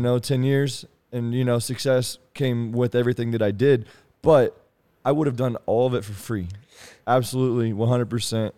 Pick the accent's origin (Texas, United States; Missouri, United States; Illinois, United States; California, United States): Missouri, United States; Kansas City; I'm from Kansas City